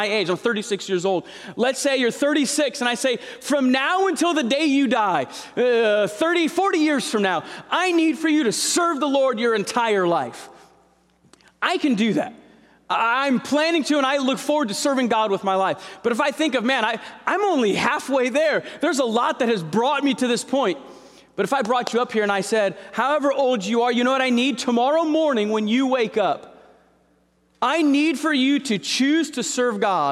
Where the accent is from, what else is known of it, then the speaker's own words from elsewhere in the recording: Santa Clara, California, United States; I was born in Santa Clara. We were there for a few years, moved away, and then we moved back right before my seventh grade year